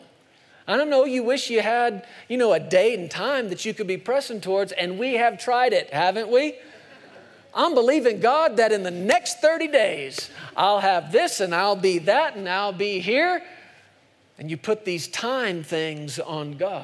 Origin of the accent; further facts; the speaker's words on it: United States; I'm an American